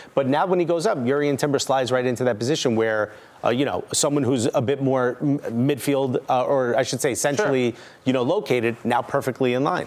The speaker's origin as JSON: {"language": "English", "town": "Newark", "region": "New Jersey", "country": "United States", "tie": "born or raised there", "said": "Growing up in Newark"}